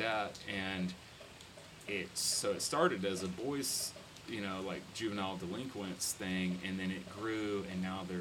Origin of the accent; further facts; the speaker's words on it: Gatesville, Texas, United States; now in Fort Worth, United States; I grew up in a town called Gatesville. Which is west of Waco.